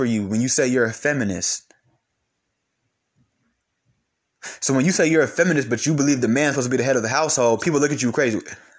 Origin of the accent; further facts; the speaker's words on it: California, United States; Or because I'm from California, I got to be this way.